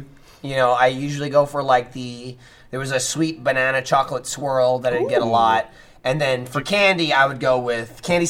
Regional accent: New Jersey, United States; I'm fucking from New Jersey.

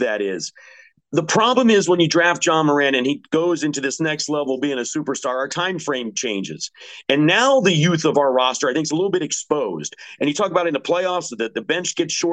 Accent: Washington, District of Columbia, United States; my hometown Wizards.

